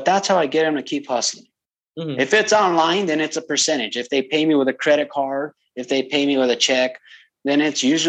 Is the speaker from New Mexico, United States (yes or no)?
yes; New Mexico, United States; moved away; We're from New Mexico